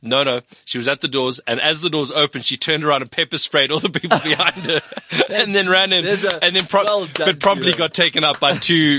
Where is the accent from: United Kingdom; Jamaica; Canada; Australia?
United Kingdom; Scotland; now in South Africa; I'm a Scotsman.